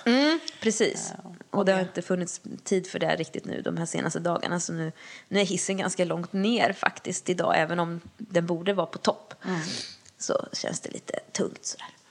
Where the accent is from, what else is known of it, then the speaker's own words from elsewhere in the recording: Lesjöfors, Värmland, Sweden; min hemby Lesjöfors